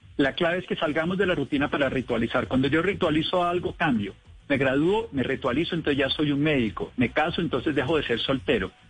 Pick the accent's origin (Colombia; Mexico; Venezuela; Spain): Colombia; Armero, Tolima; Yo soy de Armero Tolima.